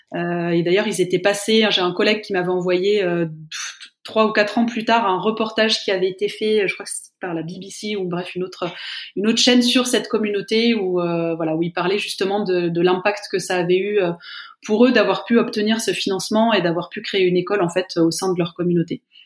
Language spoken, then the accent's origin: French; France; je suis française, je travaille en France, en Suisse